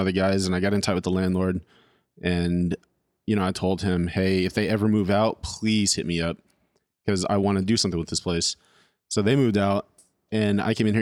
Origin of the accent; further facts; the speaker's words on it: California, United States; moved away as an adult; also born or lived in Royal, Arkansas; now in Arkansas, United States; I'm from California